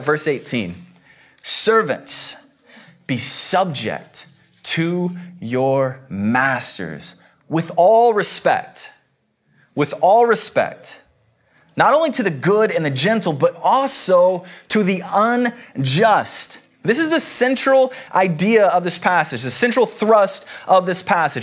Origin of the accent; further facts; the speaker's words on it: the South, United States; I come from the South. Uh, the Bible Belt.